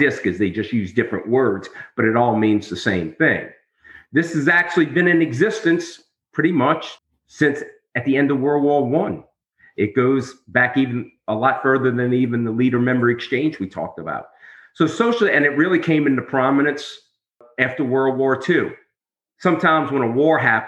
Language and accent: English; New Orleans, Louisiana, United States; I'm from New Orleans